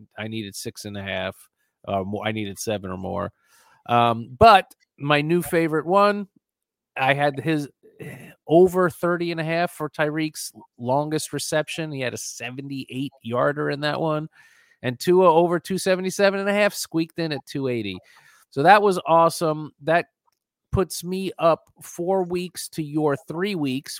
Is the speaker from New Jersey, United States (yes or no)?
no; New York, United States; I grew up in New York, and I'm old